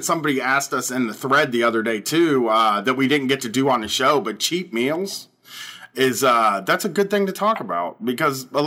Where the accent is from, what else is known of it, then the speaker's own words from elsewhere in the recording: United States; I'm American